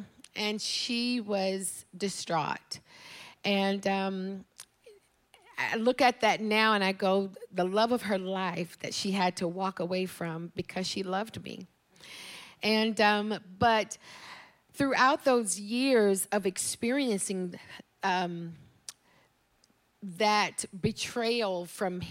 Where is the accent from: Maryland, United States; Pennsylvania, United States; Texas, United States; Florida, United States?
Texas, United States; Dallas; also born or lived in Houston, Texas; I grew up in Houston, Texas. I was raised by my grandparents